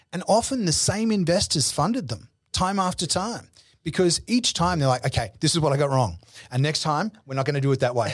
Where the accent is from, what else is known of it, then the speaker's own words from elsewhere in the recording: Brisbane, Queensland, Australia; moved away as an adult; also born or lived in New York; I grew up in Brisbane